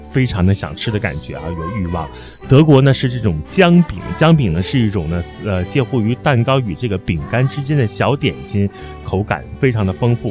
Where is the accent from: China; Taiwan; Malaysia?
China; 我们中国人在过年的时候，大年三十包饺子